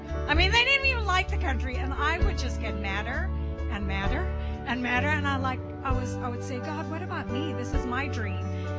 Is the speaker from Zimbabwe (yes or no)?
yes; Zimbabwe; moved away as an adult; now in United States; when I was about 8 years old, I grew up in Zimbabwe in Africa